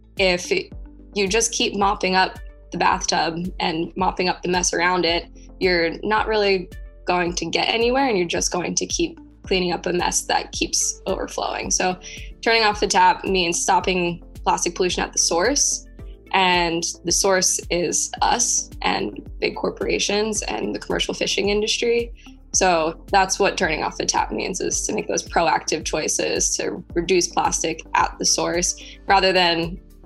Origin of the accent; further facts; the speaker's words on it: Pennsylvania, United States; moved away as an adult; also born or lived in North Carolina; now in Hawaii, United States; I grew up in Pennsylvania.